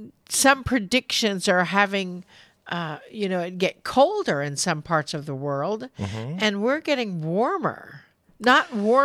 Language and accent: English; Parsons, Kansas, United States; now in Missouri, United States; You know, the weather has changed so much since I grew up in Parsons.